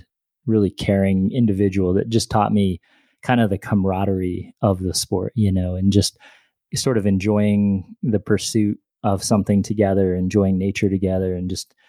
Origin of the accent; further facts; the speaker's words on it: Warren, Pennsylvania, United States; I grew up in Warren, Pennsylvania, which is up in the northwest kind of corner up by Erie.